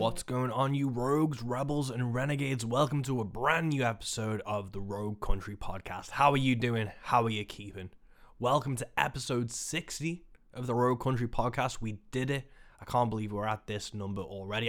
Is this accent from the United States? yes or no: no; Birkenhead, North West England, United Kingdom; in Birkenhead, my hometown